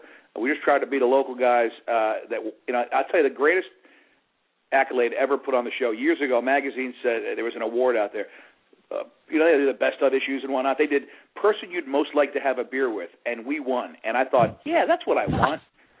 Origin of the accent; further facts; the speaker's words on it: South Florida, United States; also born or lived in New York; even though I was born in New York, I grew up here in South Florida